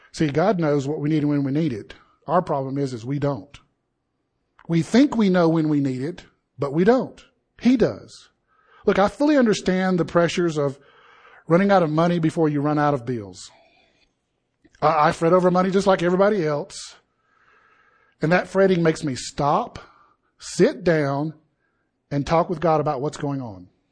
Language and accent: English; Deep South, United States; I grew up in the Deep South